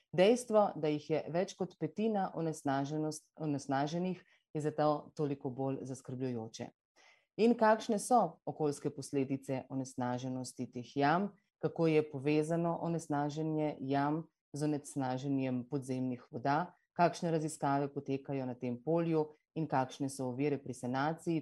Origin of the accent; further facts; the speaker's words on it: Slovenia; smo lahko Slovenci